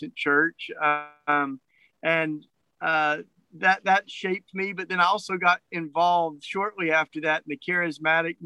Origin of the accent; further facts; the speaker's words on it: Tennessee, United States; I grew up in Tennessee, so in the Bible Belt